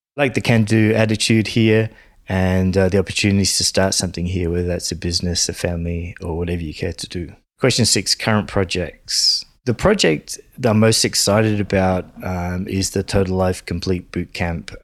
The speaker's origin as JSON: {"language": "English", "town": "Sydney", "region": "New South Wales", "country": "Australia", "tie": "born or raised there", "also_born_or_lived": "London", "said": "places like Sydney where I grew up and in London"}